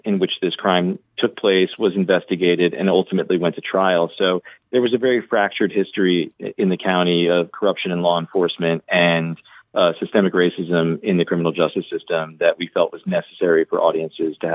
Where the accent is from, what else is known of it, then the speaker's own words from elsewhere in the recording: Raleigh, North Carolina, United States; I grew up in Raleigh, North Carolina myself